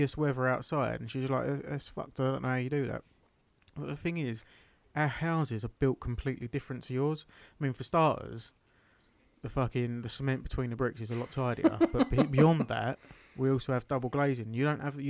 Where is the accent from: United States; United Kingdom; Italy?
United Kingdom; moved away; I was born in the mountains, raised by wolves, I'm British